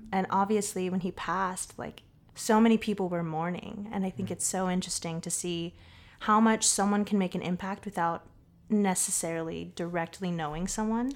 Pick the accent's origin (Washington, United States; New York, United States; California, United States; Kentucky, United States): California, United States; Southern; also born or lived in Boston / Los Angeles; now in San Francisco Bay Area, United States; I'm from Southern California. born and raised.